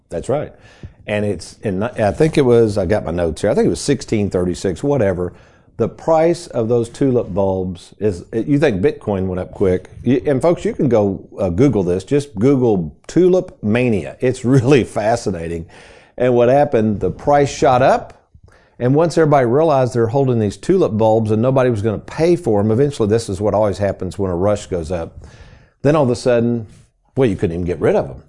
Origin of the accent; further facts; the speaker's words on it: Lexington, Kentucky, United States; back in the sixties, this would have been probably late sixties, Aaron, growing up in Lexington